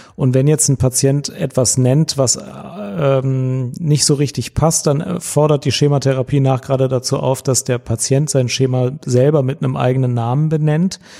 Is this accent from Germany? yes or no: yes; Cologne, North Rhine-Westphalia, Germany; ich als Kölner